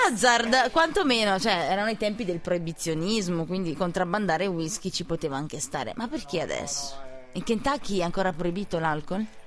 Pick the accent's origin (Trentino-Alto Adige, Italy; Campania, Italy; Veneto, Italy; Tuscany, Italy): Campania, Italy; Naples; moved away; io sono napoletana